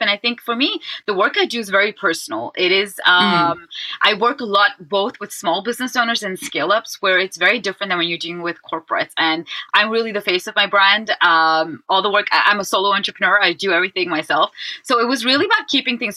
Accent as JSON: {"language": "English", "town": "Amsterdam", "region": "North Holland", "country": "Netherlands", "said": "I'm from Amsterdam, the Netherlands"}